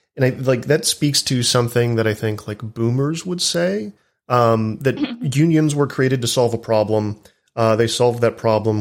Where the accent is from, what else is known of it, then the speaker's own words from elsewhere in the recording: Texas, United States; I'm from Texas. Uh, I still live in the South